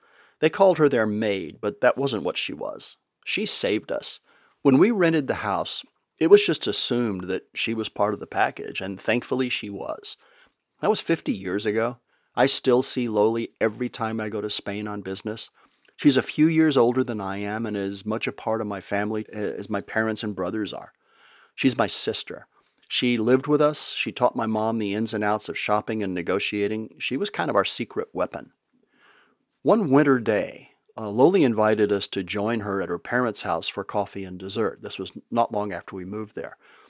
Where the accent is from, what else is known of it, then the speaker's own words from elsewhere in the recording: Texas, United States; moved away; When we moved overseas from West Texas, we had to get accustomed to a few foods that just weren't on the menu back home.